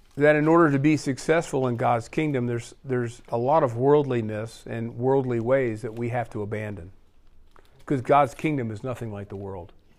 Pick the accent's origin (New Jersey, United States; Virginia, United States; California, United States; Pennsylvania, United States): Pennsylvania, United States; born or raised there; moved away